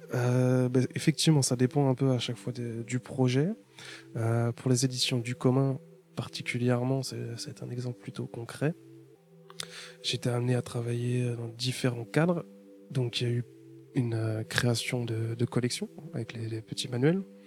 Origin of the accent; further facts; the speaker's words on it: Paris, Île-de-France, France; je viens de Paris